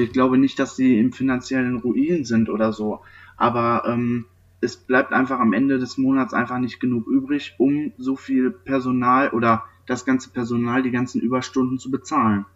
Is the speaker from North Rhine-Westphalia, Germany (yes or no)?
yes; near Neheim, North Rhine-Westphalia, Germany; Ich komme aus der Nähe von Neheim